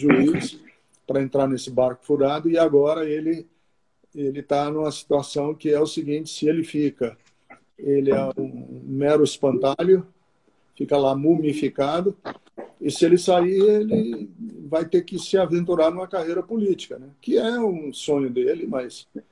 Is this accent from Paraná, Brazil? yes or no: yes; Londrina, Paraná, Brazil; moved away; also born or lived in Fortaleza, Ceará / Garça, São Paulo; eu cresci uma boa parte da minha vida em Londrina, no Paraná, mas sou é, fui gerado em São Paulo, em Garça, em São Paulo, interior de São Paulo, e nasci em Fortaleza